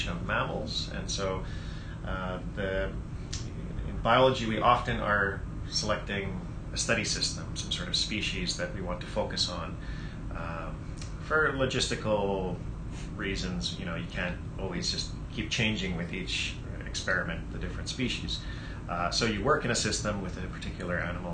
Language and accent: English; Vancouver, British Columbia, Canada; I grew up here in the Vancouver area